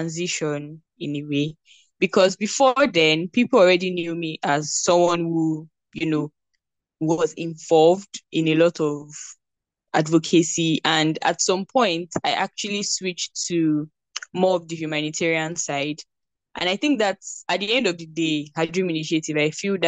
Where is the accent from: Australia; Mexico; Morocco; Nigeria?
Nigeria; I am a Nigerian and I recently graduated from Obafemi